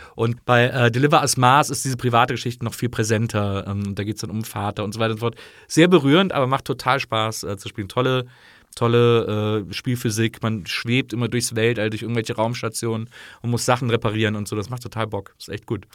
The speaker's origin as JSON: {"language": "German", "region": "Rhineland", "country": "Germany", "tie": "born or raised there", "moved": "yes", "said": "ich bin ja im Rheinland aufgewachsen"}